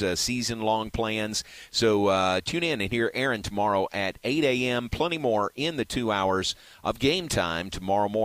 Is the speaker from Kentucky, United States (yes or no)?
yes; Danville, Kentucky, United States; now in Central Texas, United States; my hometown of Danville, Kentucky